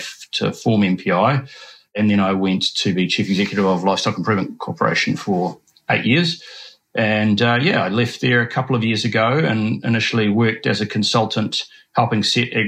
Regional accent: Oamaru, Otago, New Zealand; also born or lived in United Kingdom; I was born and brought up in Oamaru, Oamaru, as it's now said, on a small sheep farm

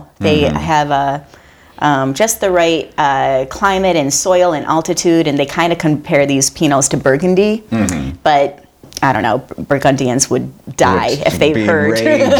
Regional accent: Flint, Michigan, United States; I'm from Flint, Michigan, and I did not grow up eating well.

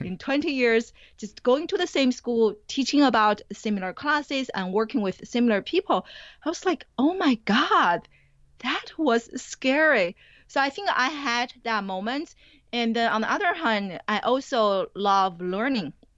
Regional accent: Beijing, China; moved away as an adult; also born or lived in New Jersey; now in United States; I grew up in China. I didn't come to the U S until, I think, two thousand three to go to graduate school.

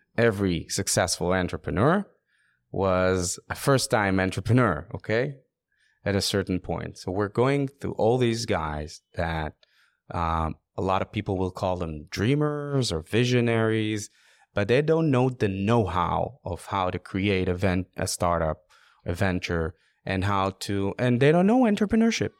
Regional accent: Israel; I'm from Israel

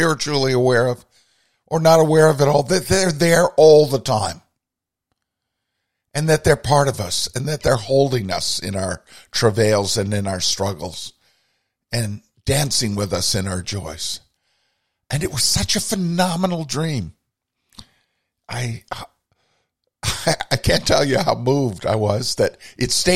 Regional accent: Burlington, Vermont, United States; the foot of our street where we grew up in Burlington, Vermont, Adsit Court

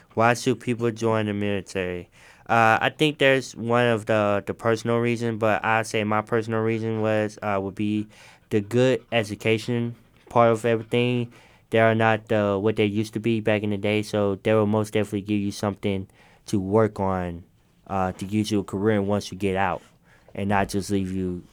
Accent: Memphis, Tennessee, United States; I I grew up in Memphis

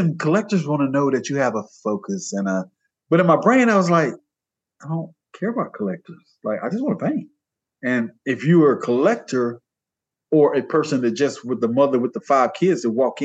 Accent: Georgia, United States; I was born in Georgia

